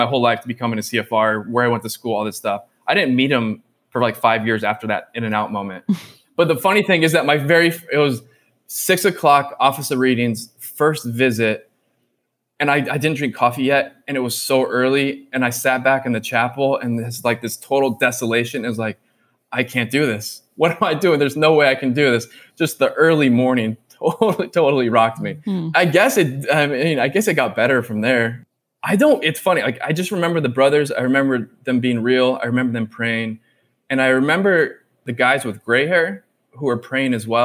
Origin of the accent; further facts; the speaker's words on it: Orange County, California, United States; I grew up in Orange County, California.